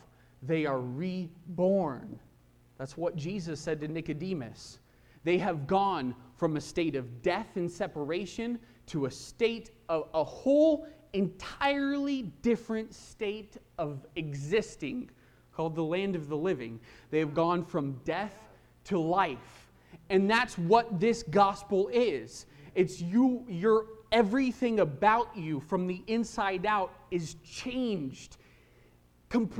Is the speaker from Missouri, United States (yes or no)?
no; Kansas, United States; I grew up mostly in Kansas